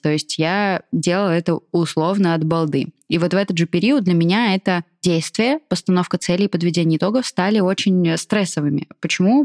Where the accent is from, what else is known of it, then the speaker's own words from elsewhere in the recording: Kaliningrad Oblast, Russia; moved away; я из Калининградской области